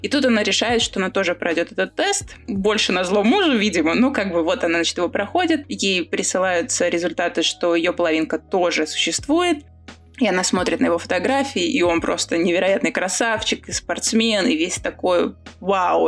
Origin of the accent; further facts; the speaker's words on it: Riga, Latvia; я же из Риги